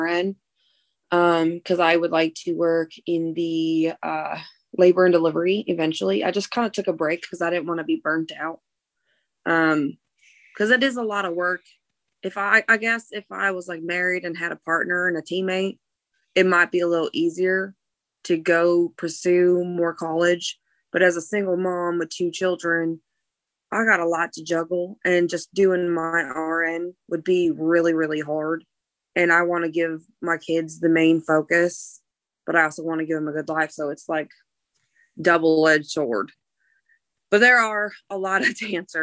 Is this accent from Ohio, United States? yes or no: yes; Cleveland, Ohio, United States; I grew up in the Cleveland area and went to a Christian school